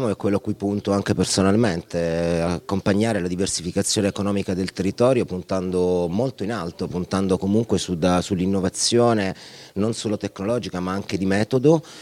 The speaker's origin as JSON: {"language": "Italian", "town": "Taranto", "region": "Apulia", "country": "Italy", "said": "per me un sogno era fare un evento nella mia città, perché anche se sono tarantina ho iniziato a lavorare a Milano, Monte Carlo, Firenze e a Taranto purtroppo ancora no"}